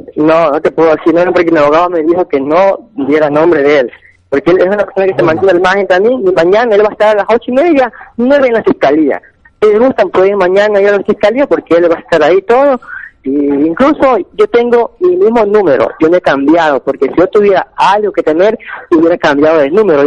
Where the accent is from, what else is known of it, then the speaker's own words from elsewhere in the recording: Guayaquil, Guayas, Ecuador; yo soy de Guayaquil